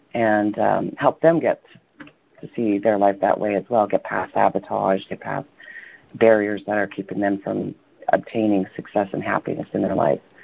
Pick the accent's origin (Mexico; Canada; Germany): Canada; Toronto, Ontario; moved away; I was born in Toronto, and for the most part, grew up in Toronto.